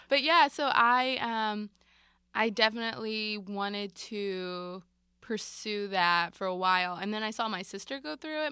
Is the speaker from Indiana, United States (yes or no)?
no; Marlton, New Jersey, United States; I grew up in South Jersey in a town called Marlton